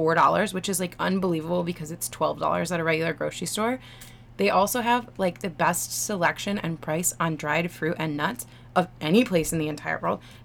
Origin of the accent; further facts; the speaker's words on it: Michigan, United States; moved away; I'm from Michigan, which has freshwater fish